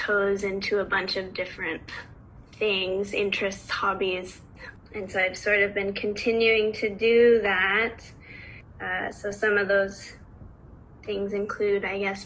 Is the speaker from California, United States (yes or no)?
yes; Oakland, California, United States; moved away as an adult; now in Vancouver, Canada; I grew up in Oakland, California, but I'm currently in Vancouver, BC